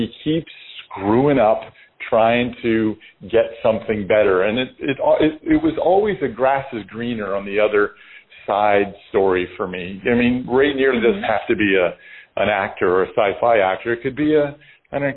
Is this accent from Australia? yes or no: no; Canada; we're Canadian